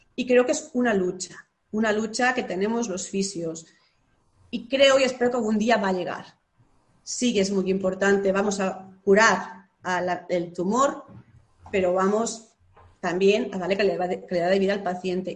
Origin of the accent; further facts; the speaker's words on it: Lleida, Catalonia, Spain; soy de Lleida y Lleida es una ciudad pequeñita